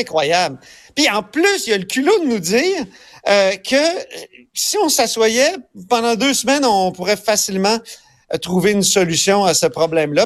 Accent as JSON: {"language": "French", "region": "Quebec", "country": "Canada", "said": "on est plein de Québécois"}